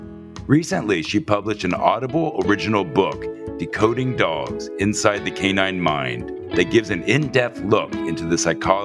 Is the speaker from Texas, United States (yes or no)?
no; Cincinnati, Ohio, United States; So I'm from Cincinnati